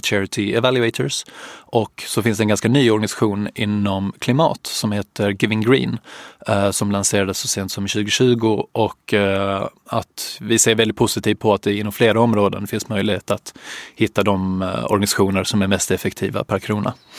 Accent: Helsingborg, Skåne, Sweden; moved away as an adult; jag är från Helsingborg från början

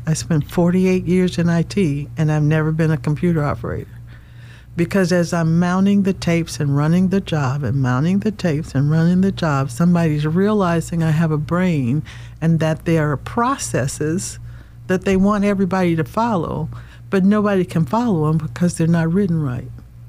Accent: the South, United States; You know, when you're growing up in the South, especially in a black family, you have to get a job.

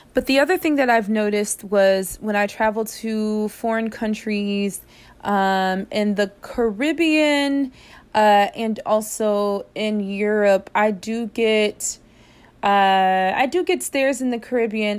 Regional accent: United States; moved away; this is a different culture than what I'm accustomed to from the United States

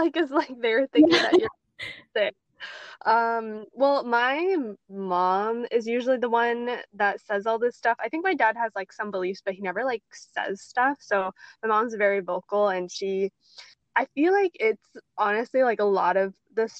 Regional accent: Canada; Growing up in Western society as Asian Canadians

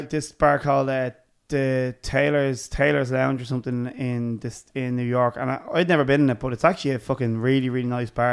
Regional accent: Dublin, Leinster, Ireland; we're from Dublin

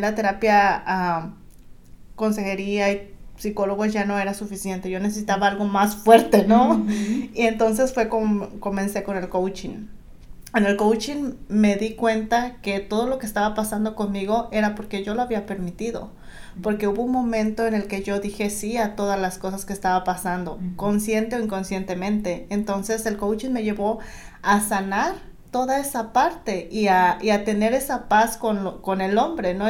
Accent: Guerrero, Mexico; now in Southern California, United States; yo soy del estado de Guerrero

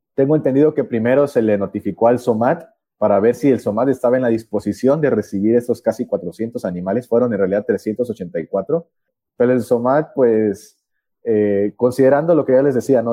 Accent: Mexico; also born or lived in Chiapas

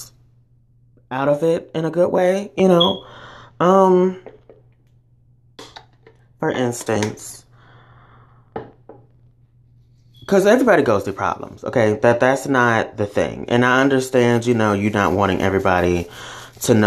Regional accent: the South, United States; I grew up in the South

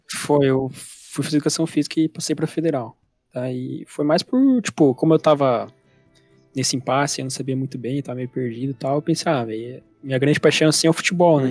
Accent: Curitiba, Paraná, Brazil; also born or lived in São José dos Pinhais; vivi a minha vida inteira aqui em Curitiba

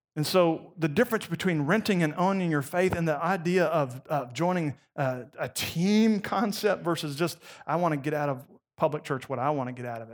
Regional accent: Gainesville, Florida, United States; moved away; I grew up in Gainesville, Florida

